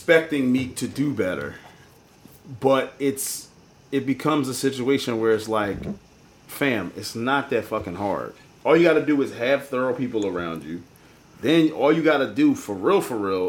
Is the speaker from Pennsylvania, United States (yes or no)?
yes; Philadelphia, Pennsylvania, United States; I'm just from Philly